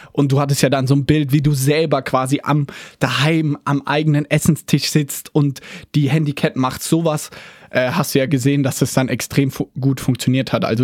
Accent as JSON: {"language": "German", "town": "Mannheim", "region": "Baden-Württemberg", "country": "Germany", "said": "hey, ich sitze hier, ich bin aus Mannheim"}